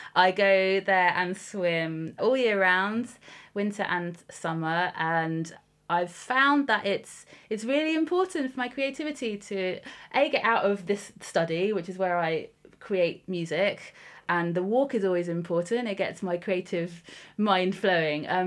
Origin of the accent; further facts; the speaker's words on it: High Wycombe, South East England, United Kingdom; moved away as an adult; also born or lived in Canada / York; I was born in High Wycombe and then came back to High Wycombe from Canada. I grew up there and then went to York as a student